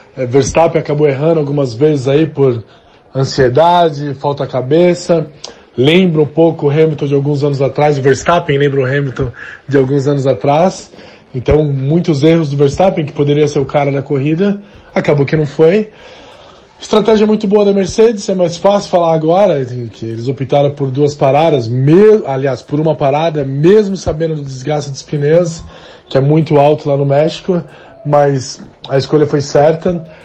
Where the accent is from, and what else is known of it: Brazil